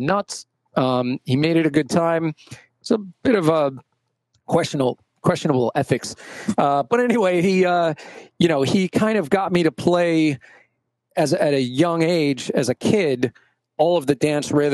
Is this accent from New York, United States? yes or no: yes; New York City, New York, United States; I grew up in Brooklyn playing, in school band